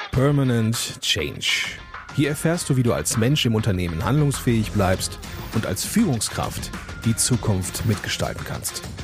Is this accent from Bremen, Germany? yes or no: no; Berlin, Germany; ich als Berliner